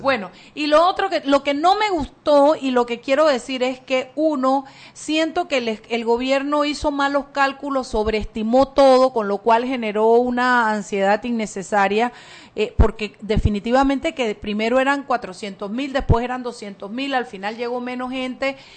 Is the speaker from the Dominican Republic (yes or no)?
no; Panama; nos unió como panameños